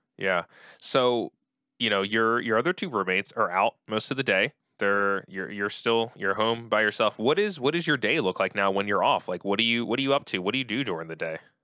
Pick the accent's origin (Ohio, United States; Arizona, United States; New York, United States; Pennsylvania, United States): Pennsylvania, United States; outside of Philadelphia; I grew up outside of Philly